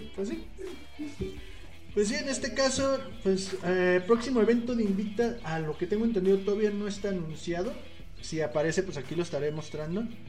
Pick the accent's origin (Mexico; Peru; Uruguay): Mexico; como mexicanos